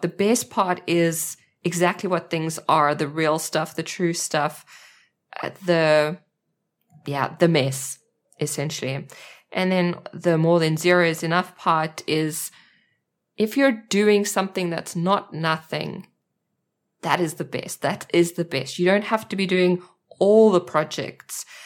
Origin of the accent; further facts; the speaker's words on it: South Africa; accent: South African; moved away as an adult; now in Germany; I am a South African, that's my accent, and I live in Germany with my husband and two children